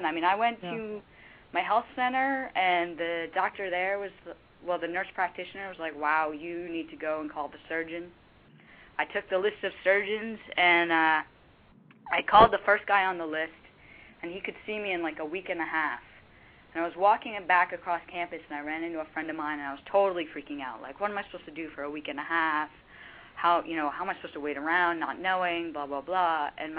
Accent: Boston, Massachusetts, United States; Because I grew up in Boston.

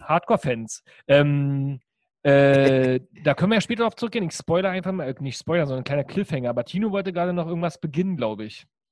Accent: East Germany, Germany; bei uns in der DDR

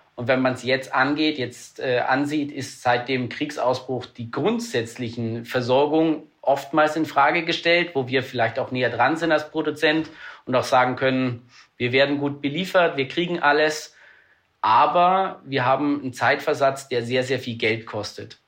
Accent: Germany; als Deutsche

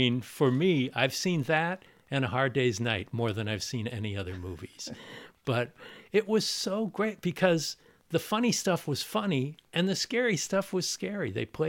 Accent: Los Angeles, California, United States; also born or lived in San Diego; Tommy and I both grew up in L.A.

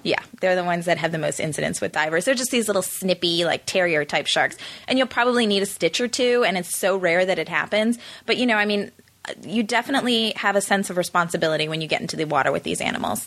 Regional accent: Chicago, Illinois, United States; also born or lived in South Africa; now in Los Angeles, United States; growing up in the Midwest

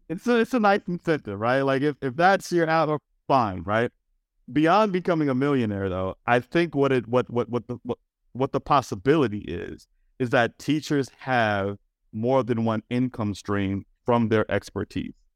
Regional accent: Washington, District of Columbia, United States; That's where I grew up in Washington, D C.

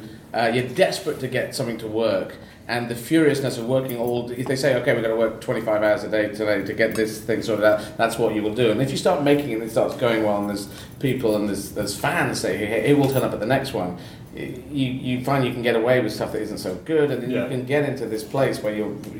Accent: United States; My American brain couldn't sort out all of the words from one of the earlier albums.

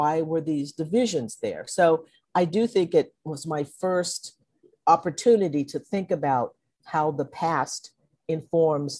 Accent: Conroe, Texas, United States; also born or lived in Livingston, Texas; when I was about 6 months old, my parents moved to Conroe, Texas, where I grew up

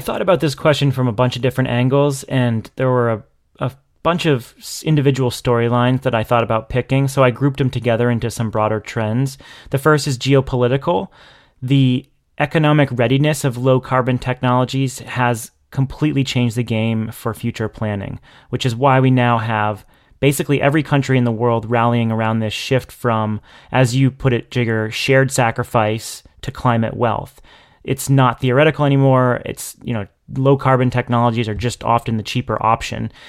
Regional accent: New Hampshire, United States; now in Massachusetts, United States; I've gone back to my hometown in New Hampshire

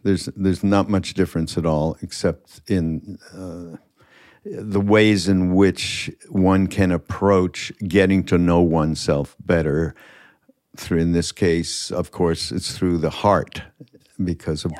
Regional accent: Montreal, Quebec, Canada; I'm from Montreal, and my father had this farm right on the edge of Quebec Vermont border

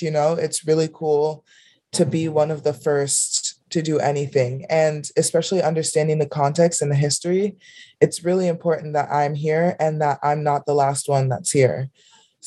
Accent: Miami, Florida, United States; I grew up in Miami, Florida

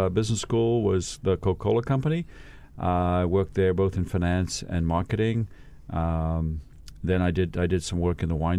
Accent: Katanga, DR Congo; born there; Yeah, in the Congo. So I have a, you know, my parents were born there, my grandparents were born there, so we have a long history.

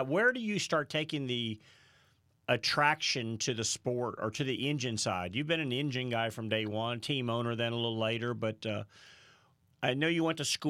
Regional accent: St. Louis, Missouri, United States; Yeah, well, I remember growing up in St. Louis

